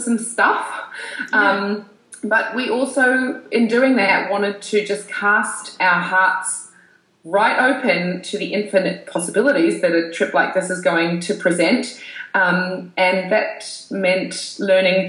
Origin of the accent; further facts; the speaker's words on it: New Zealand; also born or lived in Europe; now in Sydney, Australia; I'm from New Zealand